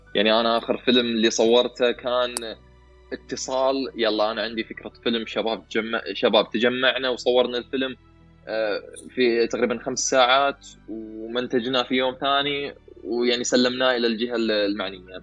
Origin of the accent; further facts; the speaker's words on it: Saudi Arabia; عندنا في السعوديه